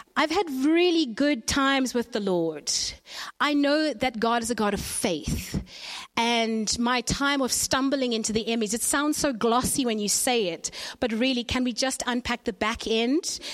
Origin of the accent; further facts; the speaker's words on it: Zimbabwe; I was born in Zimbabwe.